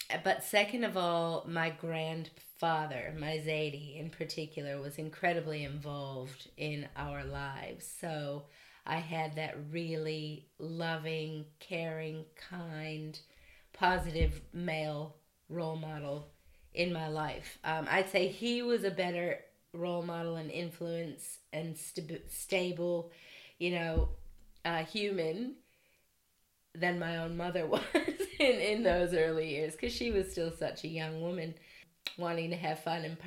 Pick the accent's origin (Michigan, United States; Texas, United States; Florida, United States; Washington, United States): Michigan, United States; Detroit; I grew up in Detroit, Michigan, single parent family, raised by my mom